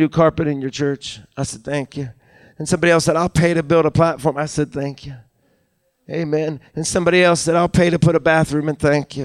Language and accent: English; Deep Creek, Maryland, United States; born or raised there; now in Uniontown, United States